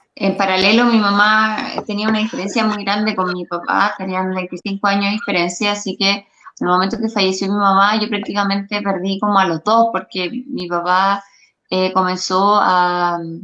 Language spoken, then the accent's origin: Spanish; Quinta Normal, Santiago Metropolitan Region, Chile; yo soy nacida y criada en Quinta Normal